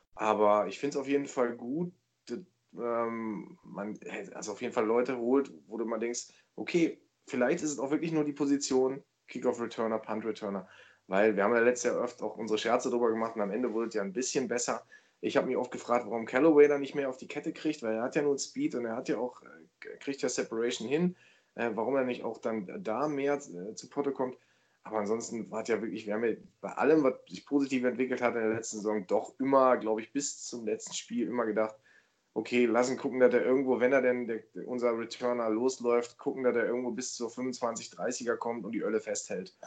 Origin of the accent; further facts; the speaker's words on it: Germany; ich bin kein Amerikaner, ich bin Deutscher